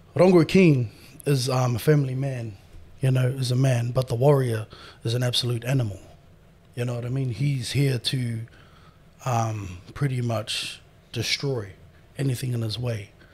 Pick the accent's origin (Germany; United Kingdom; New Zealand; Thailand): New Zealand; moved away as an adult; now in Australia; born and raised in New Zealand